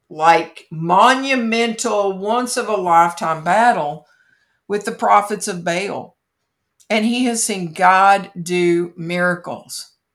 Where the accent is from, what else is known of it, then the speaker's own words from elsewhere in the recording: Kentucky, United States; my home state is famous for Mammoth Cave